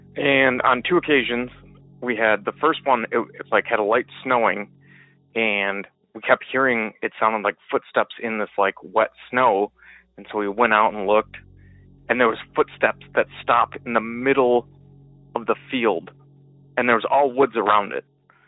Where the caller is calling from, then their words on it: Michigan, United States; I am calling from Michigan.